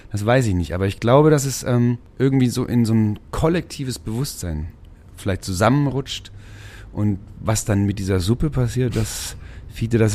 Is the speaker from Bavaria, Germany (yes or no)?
yes; Schweinfurt, Bavaria, Germany; also born or lived in Mainz; now in Marktsteinach, Germany; Also geboren bin ich in Mainz tatsächlich und ähm, aufgewachsen in dem deutschen Detroit in Schweinfurt City.